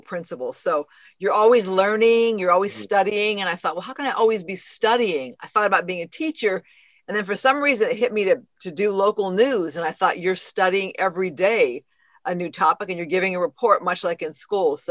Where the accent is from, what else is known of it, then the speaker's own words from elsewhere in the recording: outskirts of Phoenix, Arizona, United States; moved away as an adult; now in Los Angeles, United States; I grew up in Arizona, kind of on the outskirts of Phoenix